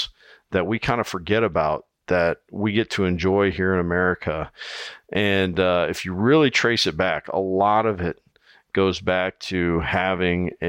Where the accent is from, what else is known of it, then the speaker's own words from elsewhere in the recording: Iowa, United States; here in my home state of Iowa